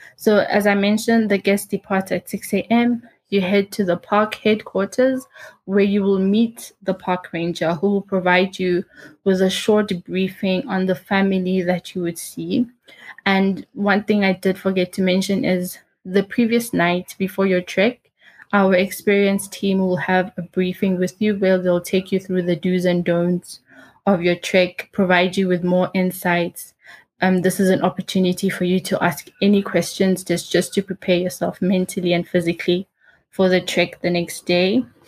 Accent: South Africa; moved away as an adult; also born or lived in Uganda; now in Rwanda; my whole life I was raised in South Africa

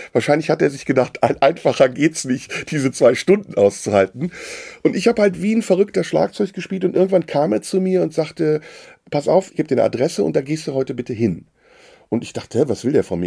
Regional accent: between Düsseldorf and Cologne, North Rhine-Westphalia, Germany; also born or lived in Istanbul, Turkey; Ich bin in Deutschland aufgewachsen, relativ früh äh, hier hingekommen mit zwei im Rheinland

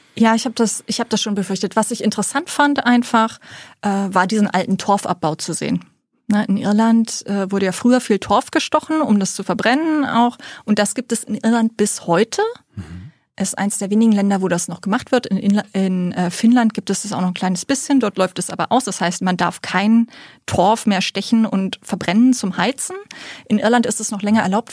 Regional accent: Celle district, Lower Saxony, Germany; also born or lived in Preetz, Schleswig-Holstein; ich bin eigentlich in Niedersachsen aufge äh, aufgewachsen im Landkreis Celle

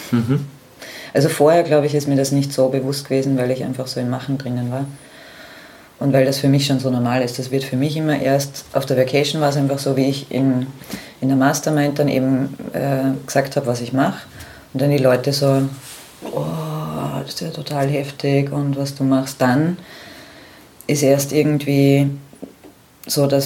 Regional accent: Austria; Ja, ich bin die …, ich komme aus Österreich.

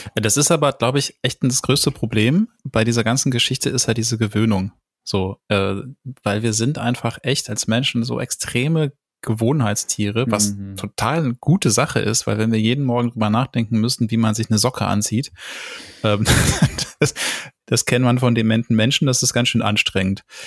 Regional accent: Germany; wo ich aufgewachsen bin, im Westen und im Norden

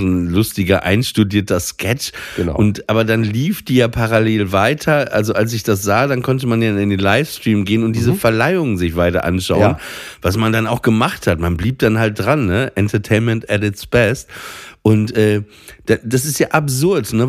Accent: Papenburg, Lower Saxony, Germany; moved away; in meiner Heimat Papenburg

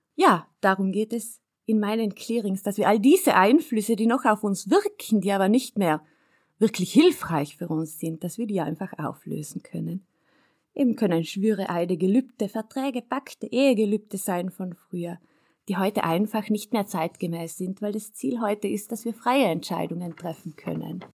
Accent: South Tyrol, Trentino-Alto Adige, Italy; dass ich auf einem Bergbauernhof aufgewachsen bin in Südtirol

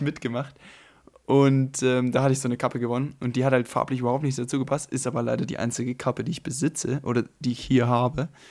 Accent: Germany; ich komme ja jetzt aus Deutschland vom Land

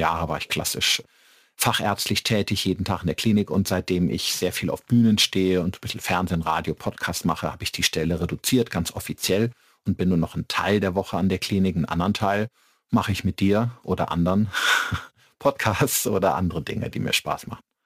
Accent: Middle Rhine, foot of the Westerwald, Rhineland-Palatinate, Germany; moved away as an adult; now in Regensburg, Germany; Ich komme aus dem Mittelrhein, äh, am Fuße des schönen Westerwaldes und äh, bin dort aufgewachsen

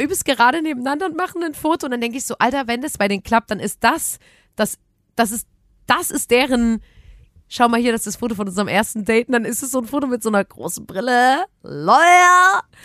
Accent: Chemnitz, Saxony, Germany; wir kommen auch aus Chemnitz

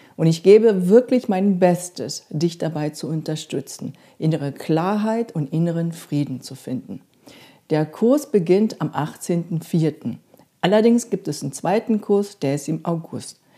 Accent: South Korea; moved away; Ich bin in Korea aufgewachsen

